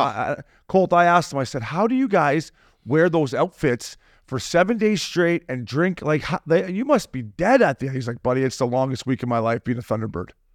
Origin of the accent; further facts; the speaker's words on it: Canada; now in United States; We're Canadian